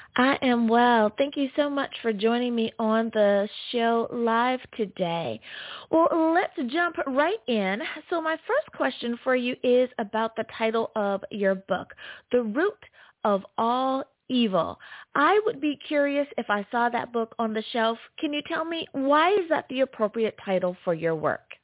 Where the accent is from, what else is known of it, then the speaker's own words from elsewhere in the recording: United States; my home country, US of A.